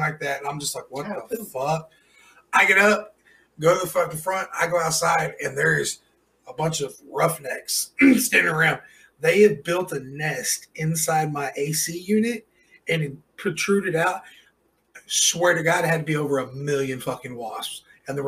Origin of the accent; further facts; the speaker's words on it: California, United States; now in Oklahoma, United States; I'm from California.